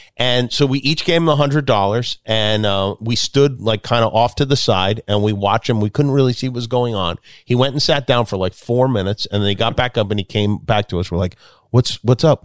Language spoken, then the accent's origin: English; Las Vegas, Nevada, United States; I grew up in Vegas